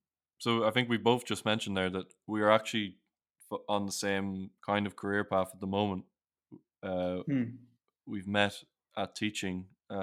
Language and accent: English; Ireland; accent: Irish; Like my accent's not, I don't really have a strong Irish accent. It's very, very neutral.